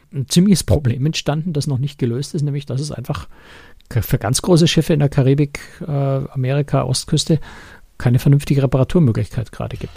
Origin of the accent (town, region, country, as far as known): Germany